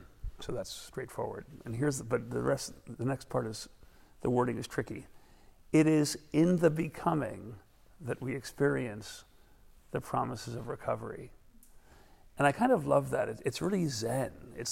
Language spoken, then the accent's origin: English; New York City, New York, United States; I was from Brooklyn